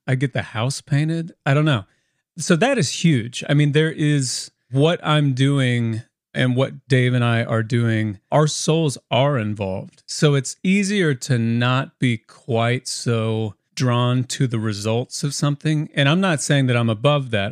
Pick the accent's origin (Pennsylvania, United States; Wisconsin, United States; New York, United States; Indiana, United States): Indiana, United States; moved away as an adult; now in Nashville, United States; I grew up in a really musical family in Indiana and the family is all still back in Indiana. I'm the only one down here in Nashville.